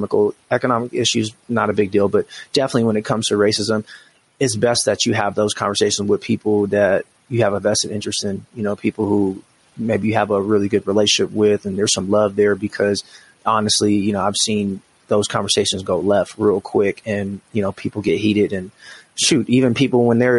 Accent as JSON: {"language": "English", "region": "Washington", "country": "United States", "lives_now": "Colorado Springs, United States", "said": "I came from Washington State, which is a very liberal place, very blue state."}